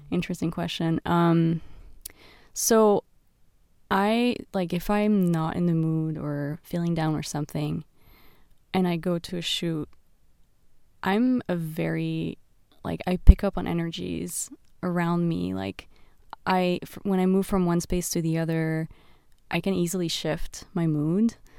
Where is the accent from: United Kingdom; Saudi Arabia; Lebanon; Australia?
Lebanon; Beirut, Beirut Governorate; the streets of Beirut, where I grew up